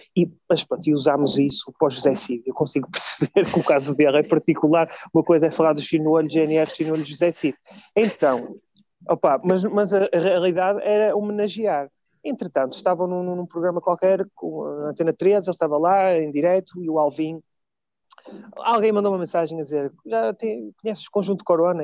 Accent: Vila Nova de Gaia, Porto District, Portugal; simplesmente sou de Gaia

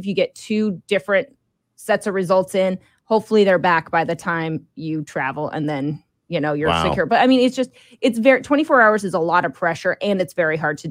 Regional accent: Idaho, United States; moved away; I'm from Idaho

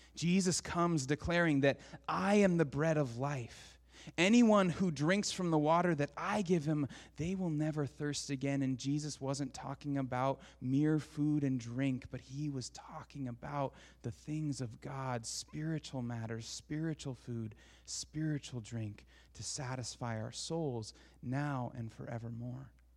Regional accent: Portland, Oregon, United States; growing up in Portland, I went to David Douglas

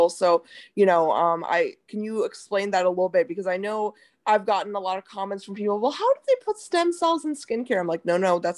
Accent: India; like in India, like I'm Indian, so like I know, like I grew up with my mom

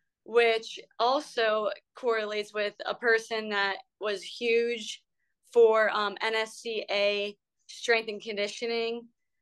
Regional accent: Ebensburg, Pennsylvania, United States; moved away; So I'm from a small hole in the wall town. It's called Ebensburg, Pennsylvania.

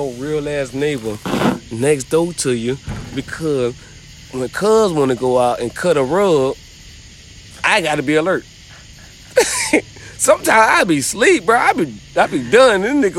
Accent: Savannah, Georgia, United States; I'm like, hell yeah, I'm from Savannah.

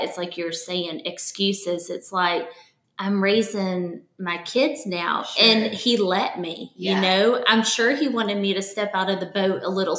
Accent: Birmingham, Alabama, United States; also born or lived in Tuscaloosa; now in Jackson, United States; I didn't say that I'm from Birmingham, Alabama.

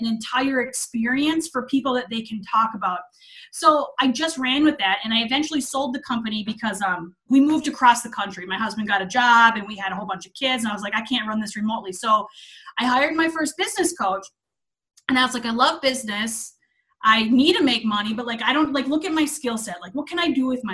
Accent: Minnesota, United States; moved away as an adult; I'm actually from Minnesota. I lived there my whole life

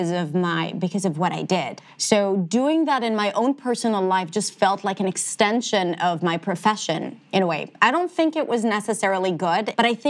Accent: Israel; accent: Israeli; first language Hebrew; English is a second language; moved away as an adult; also born or lived in New York, United States; I had a pretty distinct Israeli accent

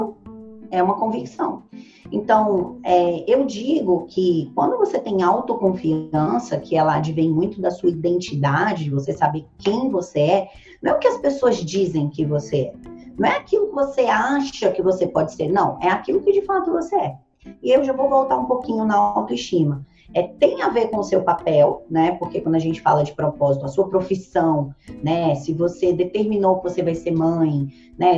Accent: Ceilândia, Federal District, Brazil; Eu nasci na periferia da periferia. Hoje é a maior favela da América Latina. Foi onde eu nasci. Ceilândia, Brasília.

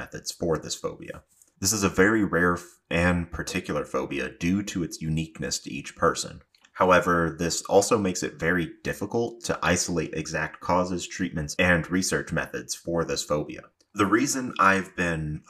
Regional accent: the South, United States; I am from the South, and while I do my best to not have an accent slip through, sometimes it inevitably does

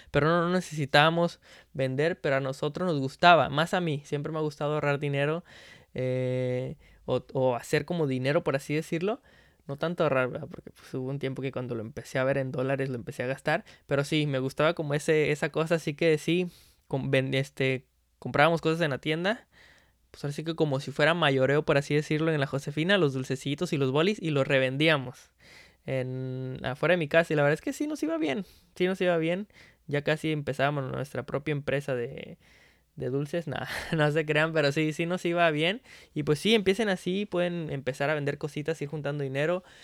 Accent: Veracruz, Mexico; yo me acuerdo que cuando era niño, que vivía allá en Veracruz, en Veracruz

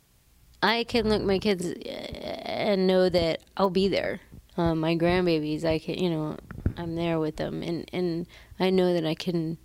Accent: the South, United States; I am from the South.

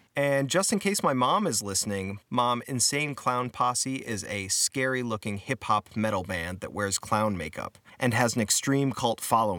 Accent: Cleveland, Ohio, United States; Devin and I grew up together in Cleveland, Ohio

